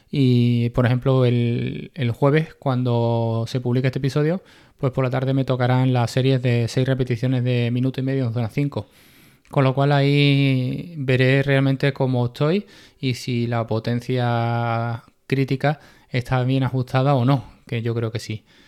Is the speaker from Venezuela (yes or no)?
no; Seville, Andalusia, Spain; yo soy de Sevilla